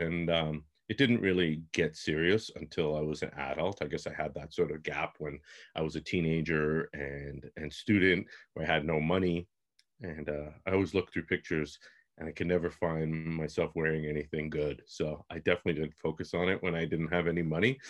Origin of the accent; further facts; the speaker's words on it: Toronto, Ontario, Canada; I'm from Toronto.